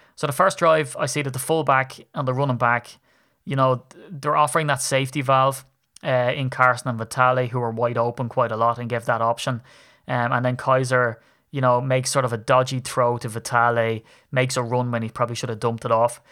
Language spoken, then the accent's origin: English; Ireland; I'm a grumpy Irishman